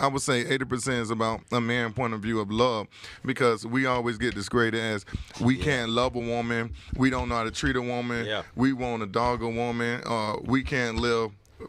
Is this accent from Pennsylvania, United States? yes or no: no; Palm Beach, Florida, United States; also born or lived in New York; Yeah, I'm originally from Palm Beach. You know, I'm just back and forth with New York and here.